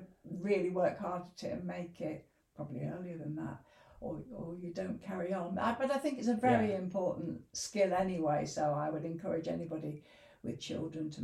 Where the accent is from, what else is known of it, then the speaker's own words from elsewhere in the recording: Leicester, East Midlands, United Kingdom; moved away as an adult; also born or lived in Sheffield; now in Grindleford, United Kingdom; I grew up in Leicester, but essentially I came to university in Sheffield